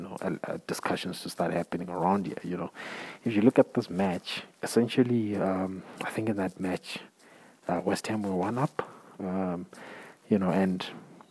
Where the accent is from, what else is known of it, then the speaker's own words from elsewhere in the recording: South Africa; as a South African or as an African